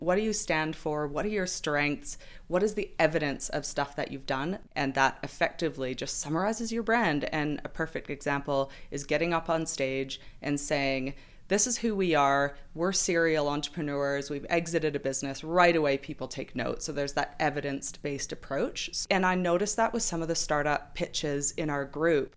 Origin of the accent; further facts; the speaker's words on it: New Zealand; We're just randos from New Zealand.